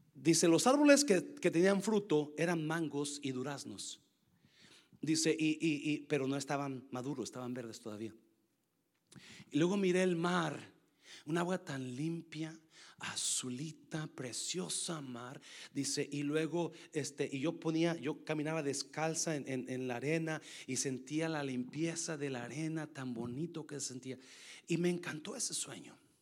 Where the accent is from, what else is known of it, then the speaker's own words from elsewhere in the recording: Nayarit, Mexico; moved away; yo crecí en Nayarit